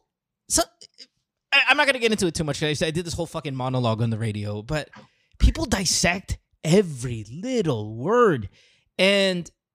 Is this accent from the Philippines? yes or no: yes; Philippines; now in United States; I'm Filipino, but I lived here for a really long time now